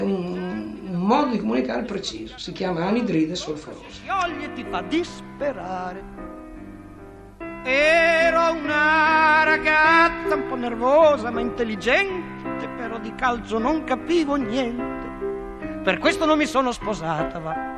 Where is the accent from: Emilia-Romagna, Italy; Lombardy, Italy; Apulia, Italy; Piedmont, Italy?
Emilia-Romagna, Italy; Bologna; now in Rome, Italy; Io vivo a Roma, ma sono nato a Bologna